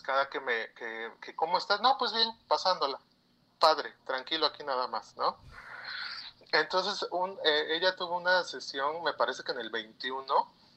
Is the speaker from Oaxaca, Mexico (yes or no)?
yes; Oaxaca, Mexico; Yo soy de Oaxaca.